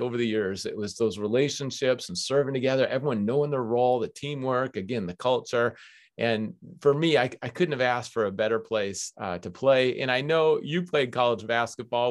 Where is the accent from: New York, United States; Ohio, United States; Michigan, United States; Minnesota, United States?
Minnesota, United States; Minneapolis; moved away as an adult; now in West Coast, United States; I grew up on the University of Minnesota campus